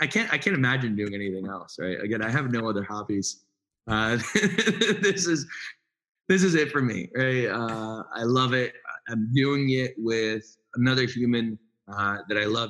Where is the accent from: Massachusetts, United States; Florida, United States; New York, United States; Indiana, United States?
New York, United States; New York City; moved away; also born or lived in North Jersey; I grew up in Brooklyn